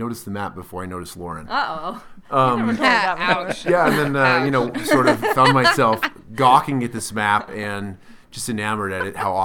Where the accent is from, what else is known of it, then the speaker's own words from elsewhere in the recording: New Jersey, United States; I'm actually East Coast. I was born and raised in New Jersey